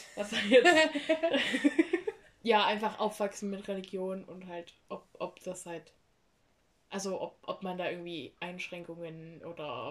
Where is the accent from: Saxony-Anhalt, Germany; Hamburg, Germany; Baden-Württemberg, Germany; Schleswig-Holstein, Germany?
Saxony-Anhalt, Germany; ich bin ja in Sachsen-Anhalt zur Schule gegangen und da sprechen wir nicht mal so doll